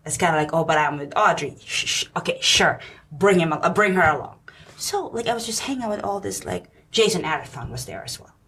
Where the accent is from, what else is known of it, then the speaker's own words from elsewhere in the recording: Philippines; now in New York, United States; I'm Filipino